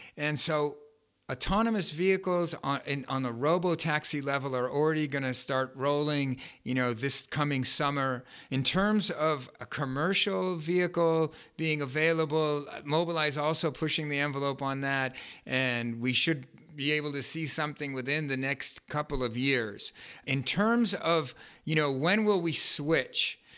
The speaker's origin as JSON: {"language": "English", "town": "Los Angeles", "region": "California", "country": "United States", "tie": "born or raised there", "said": "I grew up in Westwood"}